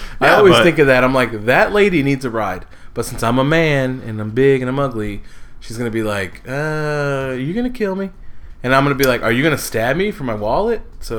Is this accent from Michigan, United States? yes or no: yes; Michigan, United States; I'm from Michigan